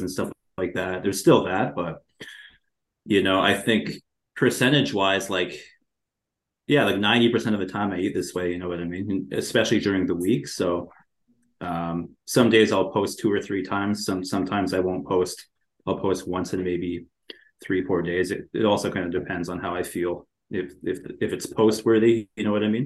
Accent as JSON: {"language": "English", "region": "a small town in Ontario", "country": "Canada", "tie": "born or raised there", "lives_now": "Toronto, Canada", "said": "I was born and raised in a small town in Ontario. I'm Canadian."}